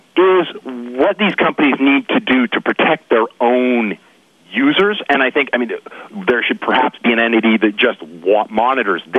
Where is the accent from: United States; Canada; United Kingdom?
Canada; British Columbia; I'm from British Columbia